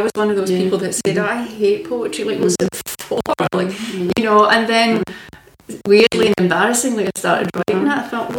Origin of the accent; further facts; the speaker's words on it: Scotland, United Kingdom; I come from Lanarkshire.